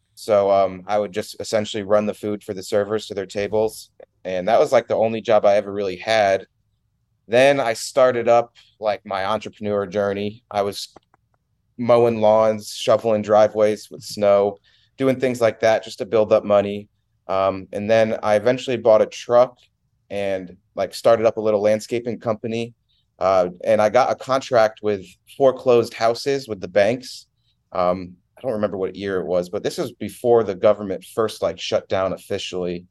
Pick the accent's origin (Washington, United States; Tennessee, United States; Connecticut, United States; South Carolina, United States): Connecticut, United States; Milford; moved away as an adult; I was born in Milford, Connecticut. Uh, I was born and raised there. I, I moved out of there when I was nineteen